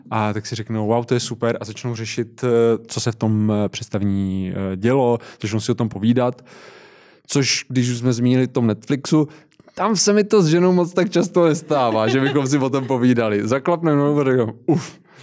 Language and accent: Czech; near Zlín, Zlín Region, Czechia; já pocházím kousek od Zlína, takže v Městském divadle ve Zlíně jsem byl na R U R